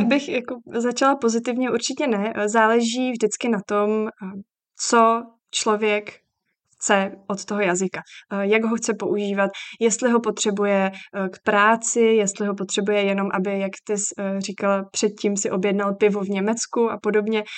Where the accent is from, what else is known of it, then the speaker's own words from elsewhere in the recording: Czechia; u nás v Čechách